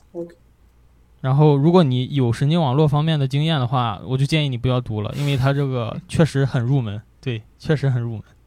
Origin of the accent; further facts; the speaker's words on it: Gaomi, Shandong, China; 潍坊， 潍坊高米